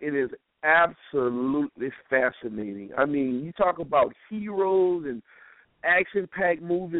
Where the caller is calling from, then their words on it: New Orleans, Louisiana, United States; I'm calling from New Orleans.